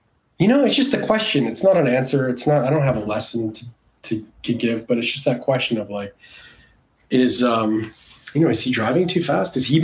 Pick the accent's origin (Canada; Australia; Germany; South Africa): Canada; moved away as an adult; also born or lived in Montreal; now in Los Angeles, United States; I grew up in Canada